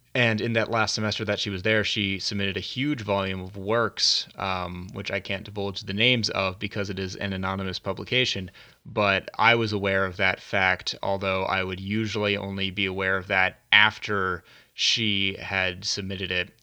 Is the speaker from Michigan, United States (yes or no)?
no; Virginia, United States; also born or lived in Dallas, Texas; I had to transfer colleges back to my home state of Virginia